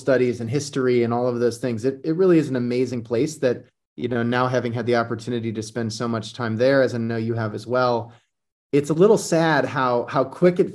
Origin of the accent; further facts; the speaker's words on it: Iowa, United States; moved away as an adult; I grew up in Iowa